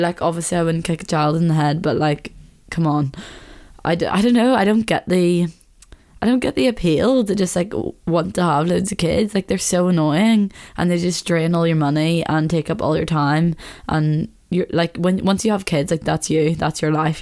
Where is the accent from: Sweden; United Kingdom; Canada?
United Kingdom; Belfast, Northern Ireland; growing up in Belfast